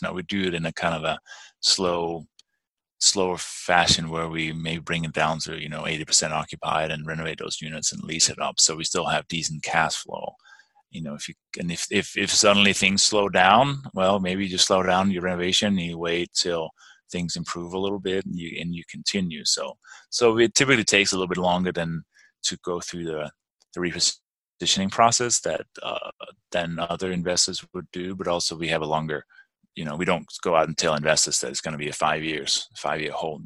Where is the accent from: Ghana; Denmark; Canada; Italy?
Denmark; English is a second language; moved away as an adult; also born or lived in London, England; now in Durango, United States; I was born and raised in Denmark